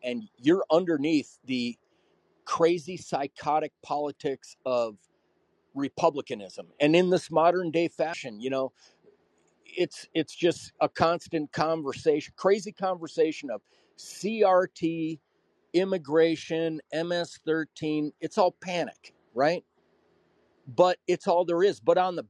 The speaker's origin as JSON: {"language": "English", "region": "Wisconsin", "country": "United States", "said": "I come from Wisconsin, and the Barack Obama effect was like a nuclear detonation in Wisconsin."}